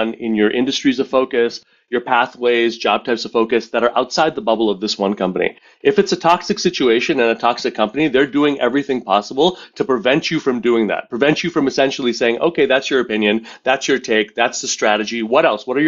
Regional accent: Montreal, Quebec, Canada; grew up in Montreal in a pretty dysfunctional Indian family.

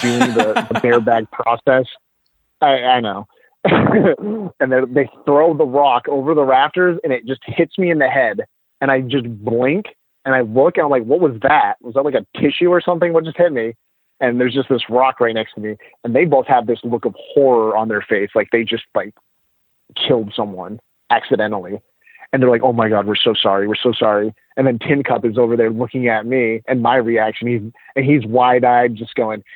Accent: New England, United States; I'm from New England

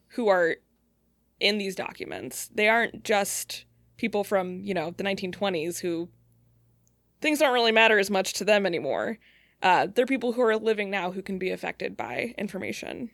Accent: Cleveland, Ohio, United States; moved away as an adult; also born or lived in Colorado / Michigan; now in Detroit, United States; I'm from Cleveland area. Uh, that's where I grew up.

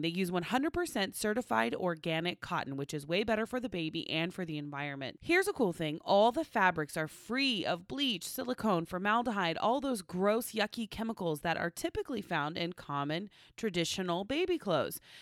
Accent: Oklahoma, United States; moved away; growing up in Oklahoma

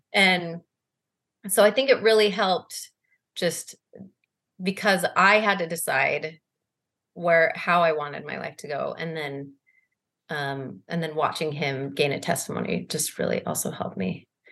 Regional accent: Salt Lake City, Utah, United States; moved away as an adult; also born or lived in Boston; now in Cleveland, United States; I'm originally from Salt Lake City. I grew up and went to East High School

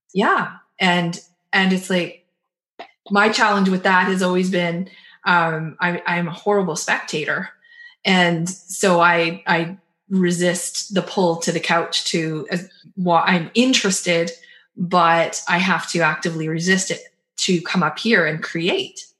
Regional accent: Canada; as the Canadian in the conversation

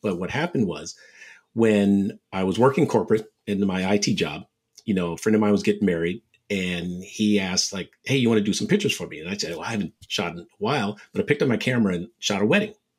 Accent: San Francisco Bay Area, California, United States; one of the top junior bowlers growing up in the Bay Area

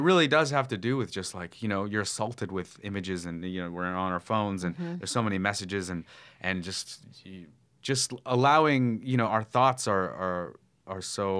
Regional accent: Petaluma, California, United States; also born or lived in Chicago; my mom took me to San Francisco, where I grew up in the Bay Area in like wine country, Sonoma County, Petaluma

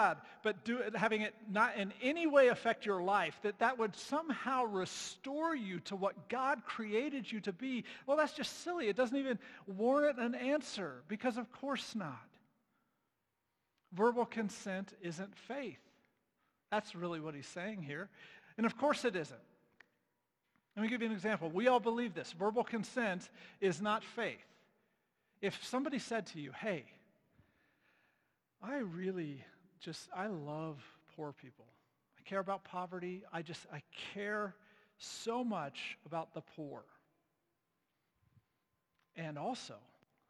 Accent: United States; as an American evangelical

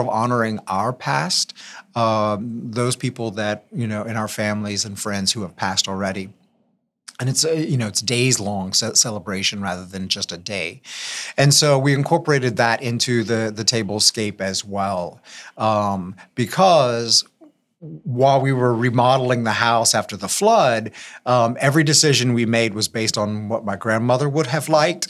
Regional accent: Lafayette, Louisiana, United States; I'm, uh, born and raised in Lafayette.

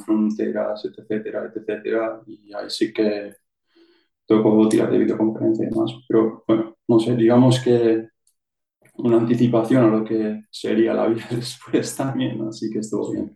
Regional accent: Vitoria, Basque Country, Spain; moved away as an adult; now in Switzerland; soy de, de Vitoria oficialmente en el siempre he vivido en un, pueblo pequeño

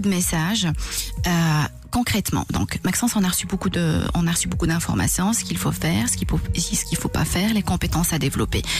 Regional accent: Belgium; chez nous en Belgique

